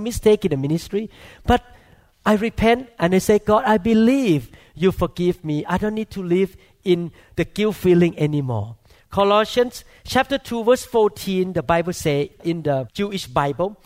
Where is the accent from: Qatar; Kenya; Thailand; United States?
Thailand; moved away; I grew up in Thailand